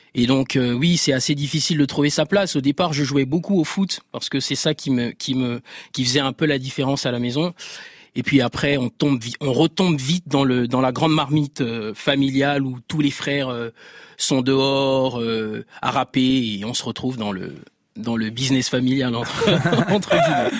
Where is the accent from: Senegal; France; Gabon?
Gabon; Libreville, Estuaire; j'ai grandi au Gabon. Je suis né, au, je suis né à Libreville